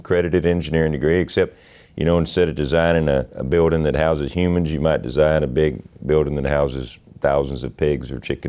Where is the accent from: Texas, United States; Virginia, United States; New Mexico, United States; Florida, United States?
Texas, United States; Carrizo Springs; We were about 50 miles from Eagle Pass.